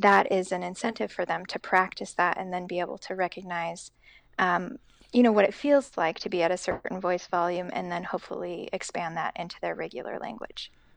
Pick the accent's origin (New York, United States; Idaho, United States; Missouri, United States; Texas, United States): Idaho, United States; Boise; moved away as an adult; also born or lived in Seattle / Boston; now in West Lafayette, United States; born and raised in Boise, Idaho